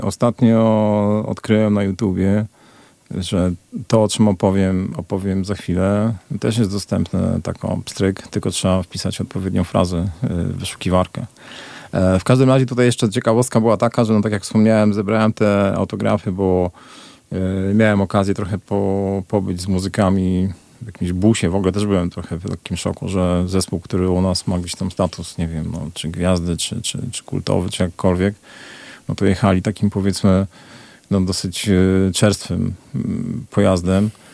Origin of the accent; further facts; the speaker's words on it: Poland; also born or lived in Glasgow; jestem z Polski